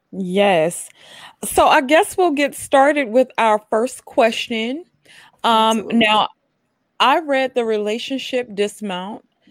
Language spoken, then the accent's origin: English; Mississippi, United States; moved away; also born or lived in New York City; I'm originally from Mississippi, and then I moved to New York City